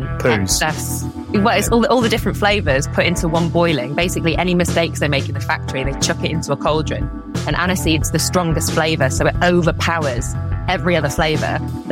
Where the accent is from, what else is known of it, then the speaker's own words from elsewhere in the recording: Blackpool, North West England, United Kingdom; No, I'm Blackpool born and bred. My parents run a rock factory, so they make Blackpool rock.